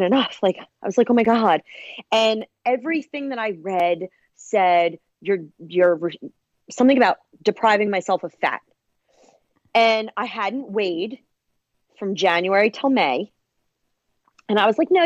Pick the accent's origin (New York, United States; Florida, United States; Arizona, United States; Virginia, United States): New York, United States; Long Island; accent: Long Island